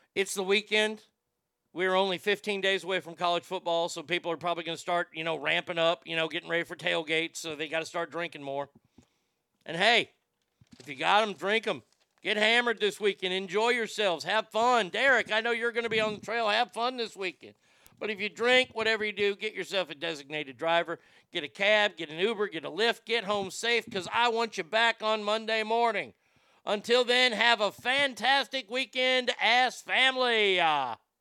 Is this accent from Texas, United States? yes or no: yes; Texas, United States; my home state of Texas